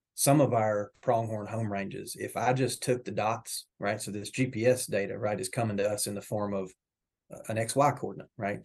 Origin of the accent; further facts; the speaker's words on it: Northwest Georgia, United States; moved away as an adult; also born or lived in North Carolina; now in Oklahoma, United States; I'm originally from Northwest Georgia.